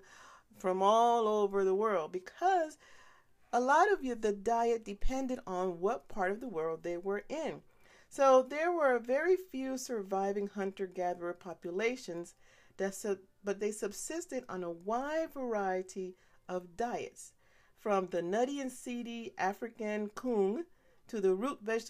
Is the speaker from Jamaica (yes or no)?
no; Panama; when I was growing up in Panama.